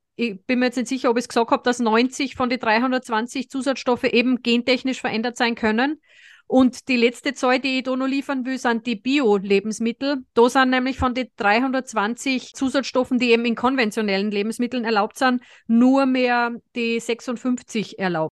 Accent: Austria; es ist aber bei uns in Österreich nicht gerne gesehen

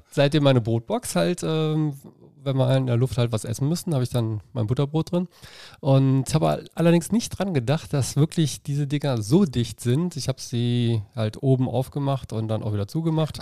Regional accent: Dormagen, North Rhine-Westphalia, Germany; also born or lived in Cologne; now in Leverkusen, Germany; ich bin äh, in Köln geboren, dann halt in Dormagen groß geworden, durch für den Leistungssport wieder nach Leverkusen gezogen

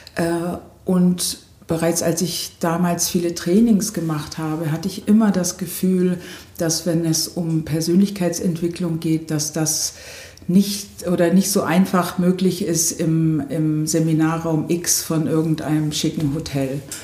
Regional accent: Memmingen, Bavaria, Germany; moved away as an adult; also born or lived in United States / Potsdam; now in Doberlug-Kirchhain, Germany; ich bin äh, in Memmingen im Allgäu geboren

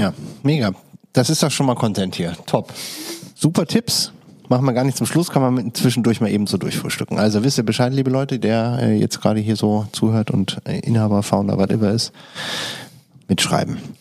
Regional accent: Düsseldorf, North Rhine-Westphalia, Germany; in Düsseldorf nicht, kennt man das nicht so? Also da, wo ich groß geworden bin

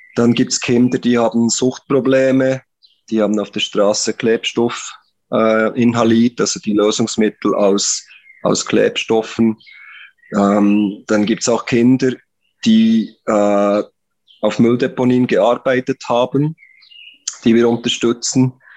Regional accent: Interlaken, Bern, Switzerland; accent: Swiss; moved away; also born or lived in Philippines; bin Schweizer, das hört man vermutlich an meinem Akzent, komme aus der Region Bern, beziehungsweise Interlaken.

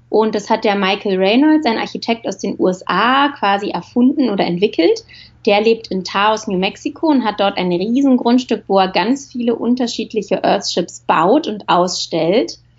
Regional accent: Berlin, Germany; Äh, also, aufgewachsen bin ich in Berlin und habe da zuerst Film- und Fernsehproduktion studiert in Potsdam an der Filmschule Konrad Wolf.

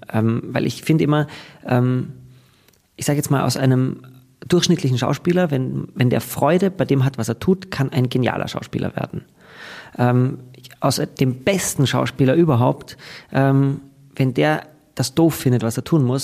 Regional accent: Graz, Styria, Austria; moved away as an adult; Und ich komme aus Graz. Ähm, dort ging das nicht. Ich musste dann äh, schauen, ob ich Berlin oder Wien, da kann man das studieren. Und ich bin dann nach Wien gegangen

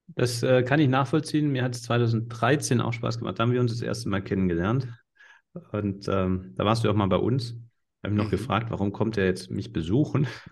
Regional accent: Swabia, Baden-Württemberg, Germany; accent: Swabian

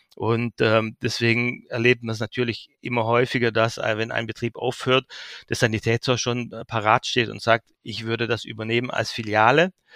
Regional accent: Heidenheim an der Brenz, Baden-Württemberg, Germany; also born or lived in Berlin / Geislingen an der Steige; Ich bin auf der Schwäbischen Alb geboren, dort aufgewachsen, in Heidenheim an der Brenz, dort Abitur gemacht

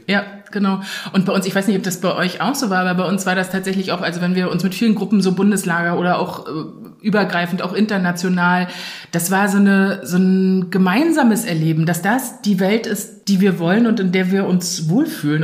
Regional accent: Anklam, Mecklenburg-Vorpommern, Germany; ich bin geboren und aufgewachsen in Anklam, also so mittendrin in Vorpommern

